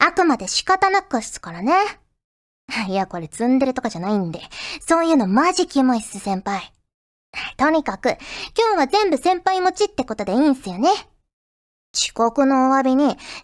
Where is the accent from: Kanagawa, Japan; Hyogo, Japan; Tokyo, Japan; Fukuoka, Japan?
Fukuoka, Japan; born or raised there; moved away